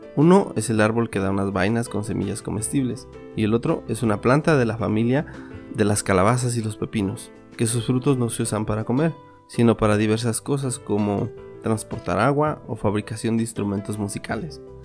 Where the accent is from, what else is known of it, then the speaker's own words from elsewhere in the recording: Mixteca, Mexico; en mi tierra